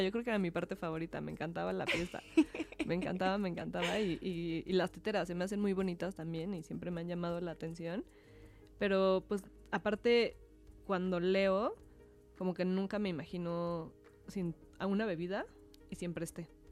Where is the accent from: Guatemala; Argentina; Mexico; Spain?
Mexico; nosotros como mexicanos